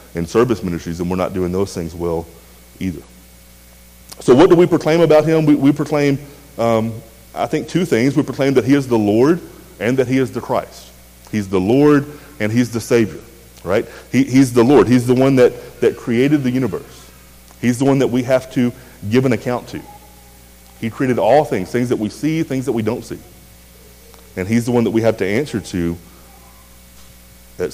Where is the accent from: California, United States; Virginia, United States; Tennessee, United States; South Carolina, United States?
Tennessee, United States; rural West; I grew up in a small, really small town in a kind of a farming community in rural West Tennessee